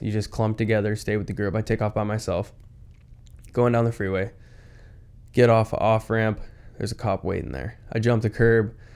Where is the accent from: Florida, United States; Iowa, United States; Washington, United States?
Washington, United States; I'm from Washington